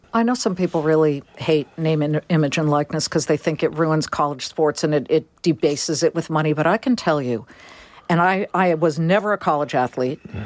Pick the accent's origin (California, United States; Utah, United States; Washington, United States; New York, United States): California, United States; also born or lived in Boston; I'm a Californian